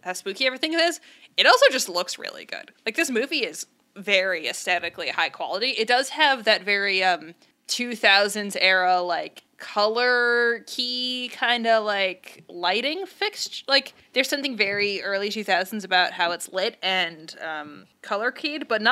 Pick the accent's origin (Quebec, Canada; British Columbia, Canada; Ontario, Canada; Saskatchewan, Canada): Saskatchewan, Canada; We're from Saskatchewan